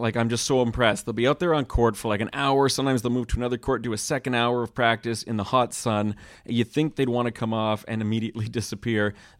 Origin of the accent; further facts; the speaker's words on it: Montreal, Quebec, Canada; I remember as a kid actually chasing hockey autographs growing up in Montreal